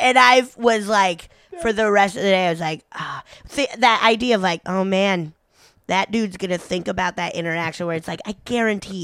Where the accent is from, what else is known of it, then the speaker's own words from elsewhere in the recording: Breckenridge, Colorado, United States; I grew up in Breckenridge, Colorado